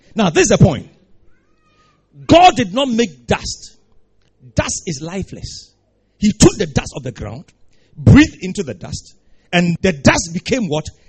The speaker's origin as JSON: {"language": "English", "country": "Ghana"}